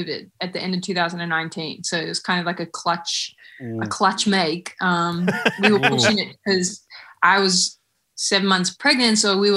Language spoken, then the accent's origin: English; Australia; being an Australian band